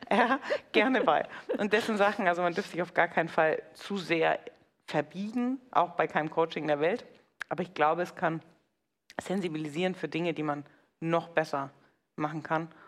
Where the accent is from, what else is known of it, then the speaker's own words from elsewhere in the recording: Bavaria, Germany; Sag ich, ja, aber ich bin halt Franke.